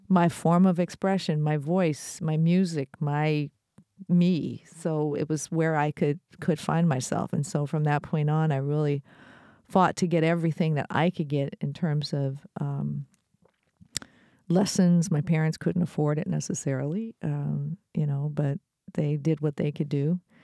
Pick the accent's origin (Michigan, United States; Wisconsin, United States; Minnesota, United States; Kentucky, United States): Michigan, United States; Detroit; I'm from Detroit, And I grew up in a time